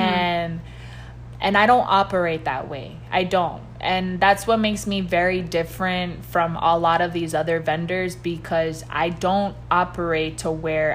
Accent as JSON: {"language": "English", "town": "Miami", "region": "Florida", "country": "United States", "tie": "born or raised there", "said": "Florida, I've been born and raised in Miami and Jackson Hospital and Alapata and raised in Kendall. I mean, Miami is my home"}